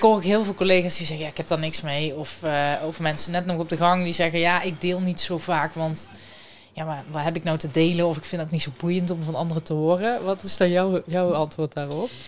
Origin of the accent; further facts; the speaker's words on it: Someren, North Brabant, Netherlands; moved away as an adult; now in Eindhoven, Netherlands; Ik kom eh, officieel uit Zomeren.